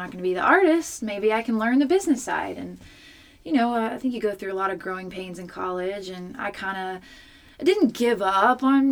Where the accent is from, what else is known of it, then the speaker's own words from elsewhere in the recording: Waxahachie, Texas, United States; I grew up in Texas